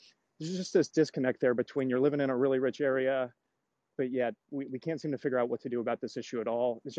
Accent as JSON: {"language": "English", "area": "Orange County, LA area", "region": "California", "country": "United States", "tie": "born or raised there", "also_born_or_lived": "Los Angeles, United States", "lives_now": "San Diego, United States", "said": "I'm a SoCal native like Ethan, but I'm from the Orange County, LA area. And in the last 2 months, I moved down to within a mile of Balboa Park"}